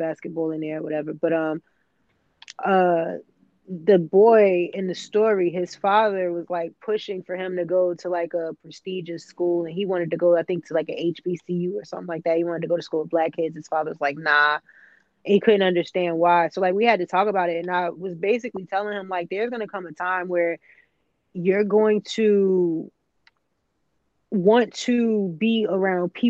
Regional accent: the South, United States; growing up in the South

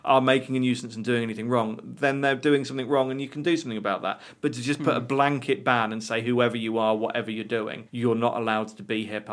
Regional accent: a town in the middle of England, United Kingdom

